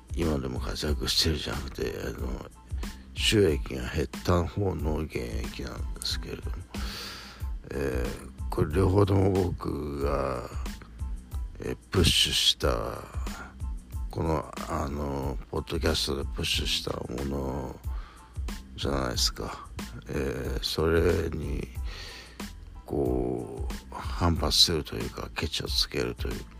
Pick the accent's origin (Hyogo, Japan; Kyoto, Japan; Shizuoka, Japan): Shizuoka, Japan; 僕の地元のこの静岡市に来てくれるアーティスト